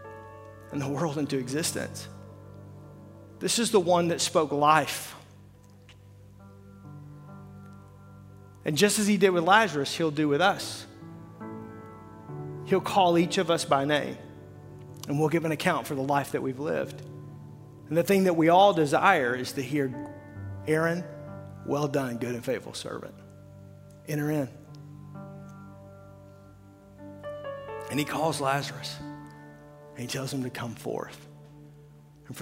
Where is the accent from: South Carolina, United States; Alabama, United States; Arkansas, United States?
Arkansas, United States; I'm from Arkansas